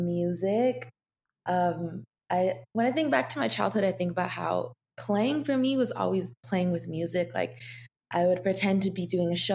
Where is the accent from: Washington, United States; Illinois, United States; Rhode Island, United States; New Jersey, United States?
Washington, United States; Seattle; I grew up in Seattle, and then I moved a little bit outside of Seattle, more deeper into the forest